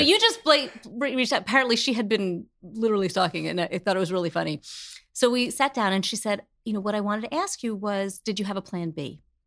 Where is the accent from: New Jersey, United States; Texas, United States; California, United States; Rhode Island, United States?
New Jersey, United States; I grew up in Jersey on a hill.